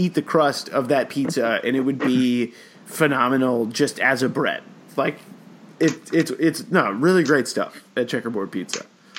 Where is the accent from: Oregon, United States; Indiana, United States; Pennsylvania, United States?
Oregon, United States; Salem; my hometown of Salem